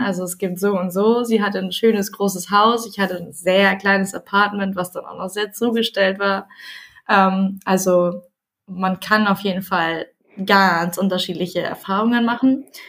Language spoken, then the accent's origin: German; Nienburg, Lower Saxony, Germany; Ich komme aus Nienburg, das liegt zwischen Hannover und Bremen